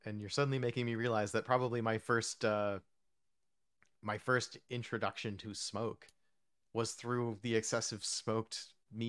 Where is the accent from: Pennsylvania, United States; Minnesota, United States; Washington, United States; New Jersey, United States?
New Jersey, United States; also born or lived in New York; And also I grew up in New Jersey and New York, so we had like the sort of Italian and like the smoked the deli meats and the pastrami sandwiches and the Reubens